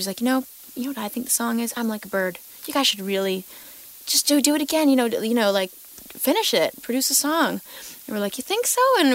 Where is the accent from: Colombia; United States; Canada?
Canada; Victoria, British Columbia; growing up in Victoria, I guess because I'm first generation Canadian, my parents are from Portugal